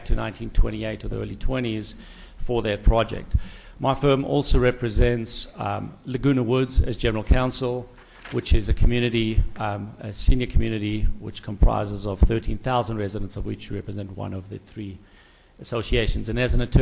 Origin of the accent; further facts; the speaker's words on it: South Africa; moved away as an adult; now in Calabasas, United States; originally from South Africa, been here many, many years, 22 years, so now I'm just an American with a funny accent